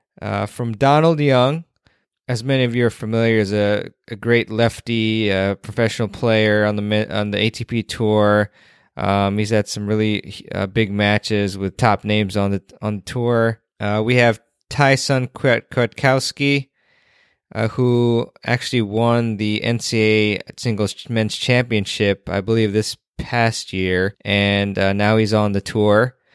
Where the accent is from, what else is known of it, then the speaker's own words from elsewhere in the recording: Washington, District of Columbia, United States; the City Open, which is in my hometown area of Washington, D.C.